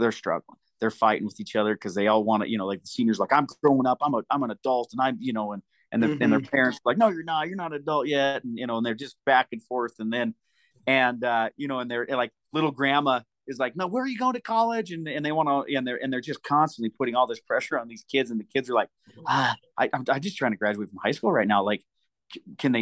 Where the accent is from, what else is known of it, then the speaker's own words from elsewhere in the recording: Deer Lodge, Montana, United States; I am from Deer Lodge, Montana